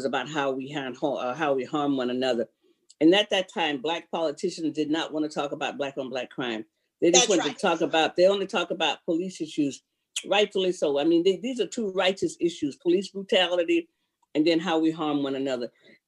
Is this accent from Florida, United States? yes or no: yes; Sanford, Florida, United States; now in Seattle, United States; I'm from Sanford, Florida originally. That's where I was raised at.